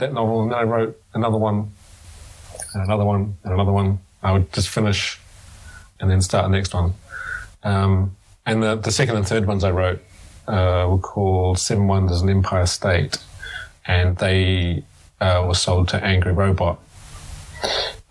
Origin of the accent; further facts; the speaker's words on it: New Zealand; moved away as an adult; now in United Kingdom; I'm from New Zealand